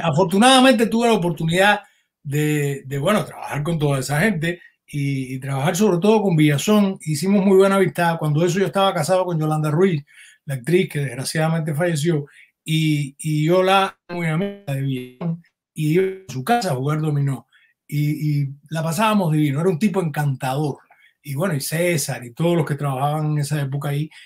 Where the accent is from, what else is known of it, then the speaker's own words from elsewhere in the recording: Camagüey, Cuba; moved away as an adult; also born or lived in Havana, Cuba / Miami, United States; now in United States; yo soy camagüeyano